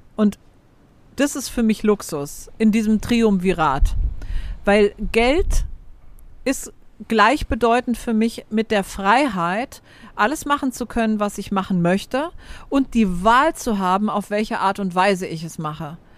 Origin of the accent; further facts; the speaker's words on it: Frankfurt, Hesse, Germany; moved away as an adult; also born or lived in Vienna; ich bin in Frankfurt aufgewachsen und meine, meine Kernfamilie lebt in Frankfurt oder bei Frankfurt